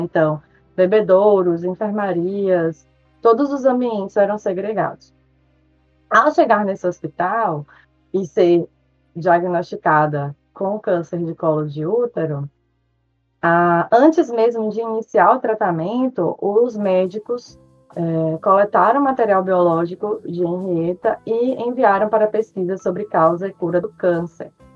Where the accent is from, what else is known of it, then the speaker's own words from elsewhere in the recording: Salvador, Bahia, Brazil; accent: Bahian; moved away as an adult; also born or lived in Maceió, Alagoas; now in Pontal do Araguaia, Brazil; Sou nascida em Maceió, é, mas me considero baiana por ter é, constituído minha identidade na cidade de Salvador. Sou baiana de coração, de sotaque, de identidade, de tudo